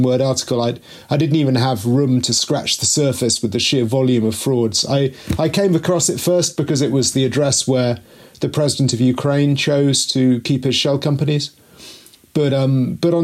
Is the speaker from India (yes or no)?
no; Mid Wales, United Kingdom; moved away as an adult; also born or lived in Russia; I'm a boy from Mid Wales, where not very much seems to happen